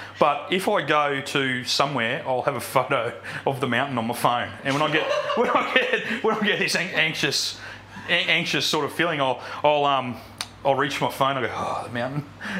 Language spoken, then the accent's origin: English; Mullumbimby, New South Wales, Australia; I'm a sixth generation from here, and I'm a local.